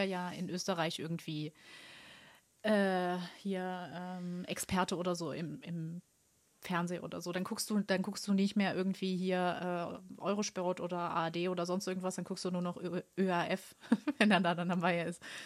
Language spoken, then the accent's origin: German; Germany; ich als Deutsche